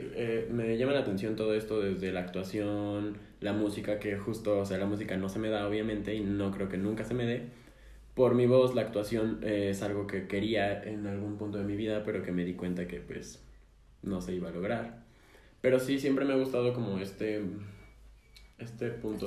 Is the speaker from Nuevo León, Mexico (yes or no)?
no; Mexico City, Mexico; somos chilangos nacidos y, y criados, nacidos y criados en la Ciudad de México